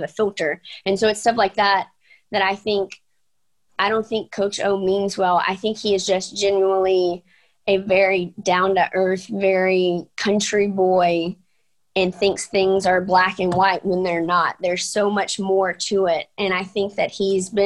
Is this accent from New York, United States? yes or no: no; Bossier City, Louisiana, United States; Bossier City, my hometown